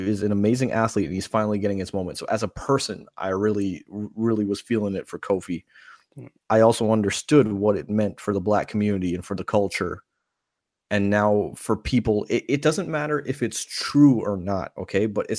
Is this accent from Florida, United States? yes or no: yes; Tampa, Florida, United States; It is in my hometown next year.